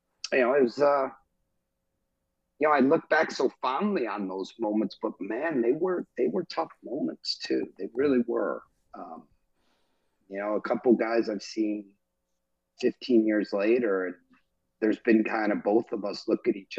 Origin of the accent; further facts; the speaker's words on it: Milwaukee, Wisconsin, United States; I grew up around Bob Gansler. We're both from Milwaukee